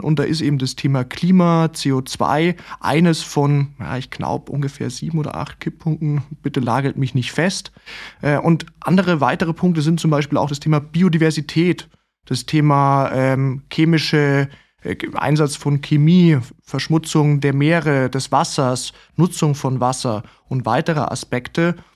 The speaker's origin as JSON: {"language": "German", "region": "Southern Germany", "country": "Germany", "said": "als Süddeutscher"}